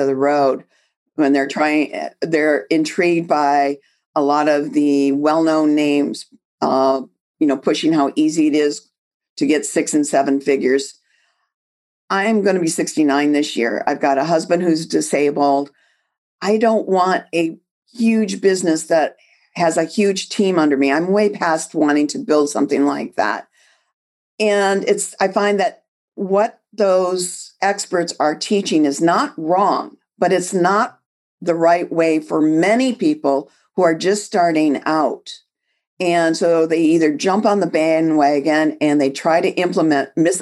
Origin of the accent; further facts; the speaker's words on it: Detroit, Michigan, United States; I was born and raised in Detroit, graduated high school in Detroit, but I live about 100 miles north of Detroit at the northern tip of the thumb